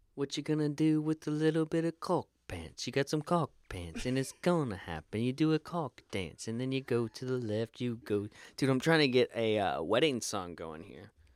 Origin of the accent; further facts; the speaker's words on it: United States; I grew up in the Panhandle